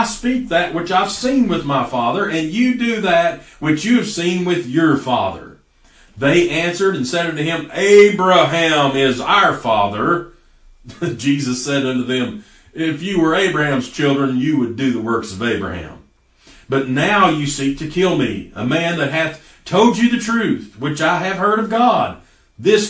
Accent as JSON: {"language": "English", "country": "United States"}